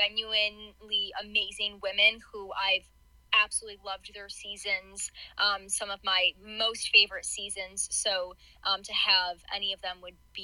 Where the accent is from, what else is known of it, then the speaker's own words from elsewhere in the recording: Buffalo, New York, United States; I'm from the Buffalo area